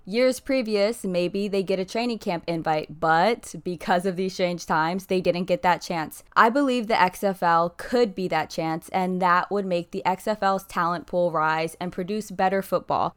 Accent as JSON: {"language": "English", "region": "Ohio", "country": "United States", "tie": "born or raised there", "said": "When I was a little girl growing up in Ohio"}